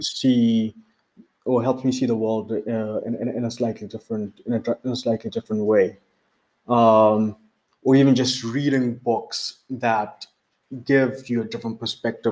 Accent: Botswana; now in Johannesburg, South Africa; I'm based in Johannesburg, South Africa. I'm originally from Botswana.

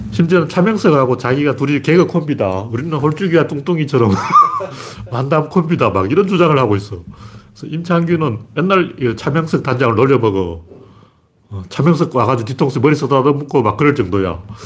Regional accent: Gyeongsang, South Korea; 나는 경상도 사람이기 때문에

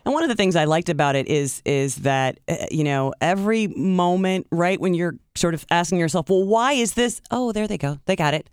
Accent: Tiffin, Ohio, United States; moved away; my hometown

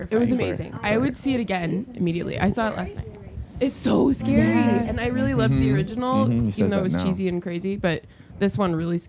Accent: California, United States; also born or lived in Germany; Germany in high school, then moved back to California for senior year in college. So I would say I'm from California, even though I'm not really like from anywhere.

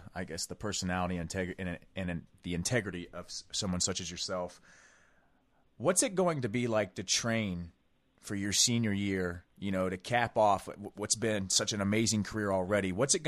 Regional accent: Ohio, United States; We're from Ohio ourselves

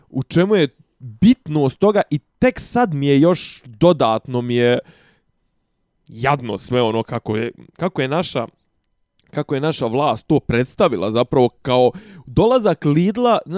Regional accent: Bosnia & Herzegovina; kod nas u Bosni

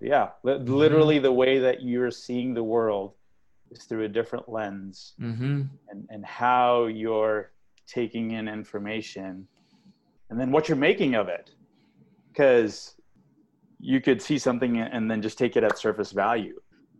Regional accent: Australia; also born or lived in India / England, United Kingdom / United States; because I was born in India, but I grew up outside. I grew up in Australia, England, and the U.S.

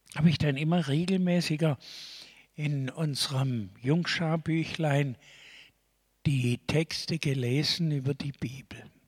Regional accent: Stuttgart, Baden-Württemberg, Germany; Ich komme doch aus Stuttgart.

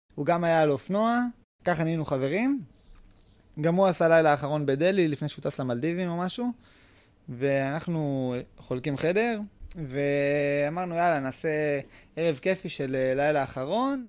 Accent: Israel; לאבא שלי יש משק, כאילו, אנחנו מושבניקים

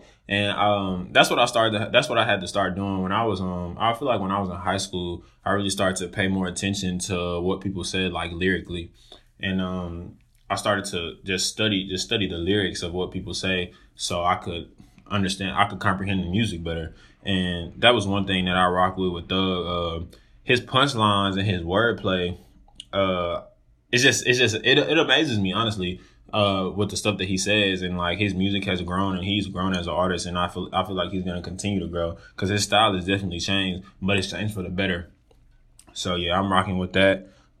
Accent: Dallas, Texas, United States; I just recently graduated from Texas State. I'm from Dallas, Texas, and I'm just moved back to Dallas.

